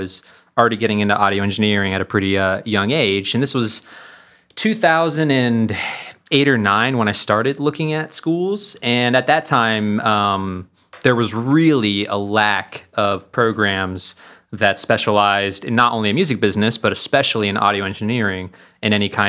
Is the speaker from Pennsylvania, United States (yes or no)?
yes; Pennsylvania, United States